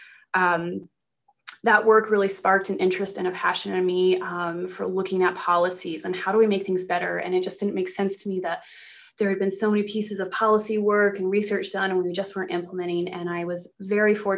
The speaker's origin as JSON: {"language": "English", "town": "Granby", "region": "Colorado", "country": "United States", "tie": "born or raised there", "said": "I grew up in Colorado. I grew up in a very small mountain town called Granby."}